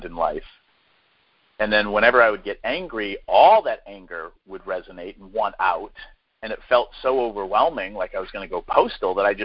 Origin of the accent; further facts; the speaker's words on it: New Hampshire, United States; I grew up in New Hampshire, so, you know, that was part of my growing up